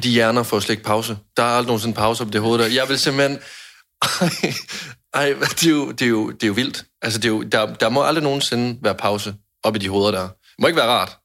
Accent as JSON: {"language": "Danish", "region": "Jutland", "country": "Denmark", "said": "jeg er en nære jyde"}